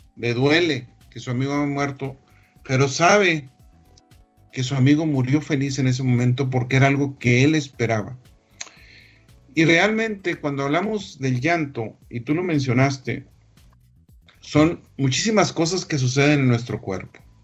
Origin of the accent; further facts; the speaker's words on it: Chihuahua, Mexico; la capital del mundo de Alicia, Chihuahua, este, mi tierra natal